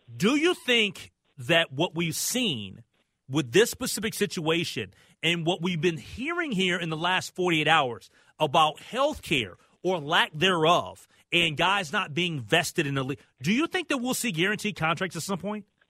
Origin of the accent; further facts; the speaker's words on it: United States; I'm American